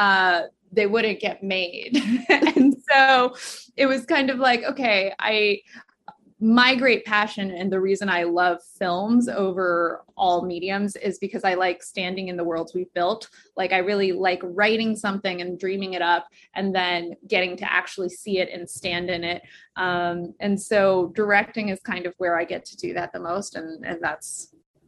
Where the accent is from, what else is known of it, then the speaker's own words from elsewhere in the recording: Kansas, United States; also born or lived in Guangzhou, China; We moved to Kansas when I was 3 from Guangzhou, China, and my parents were grad students there